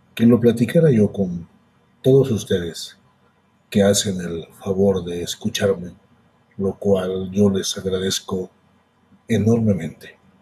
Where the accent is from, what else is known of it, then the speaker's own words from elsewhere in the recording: Mexico; yo soy de México, yo radico en México. Y yo nací en una parte de México a donde hace mucho calor.